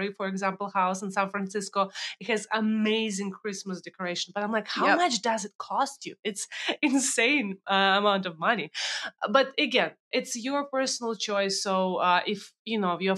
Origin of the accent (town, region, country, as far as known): Russia; now in United States